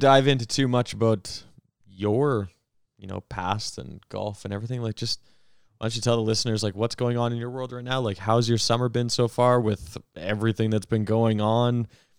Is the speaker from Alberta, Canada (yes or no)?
yes; Alberta, Canada; we're still Canadian, we're still Albertan.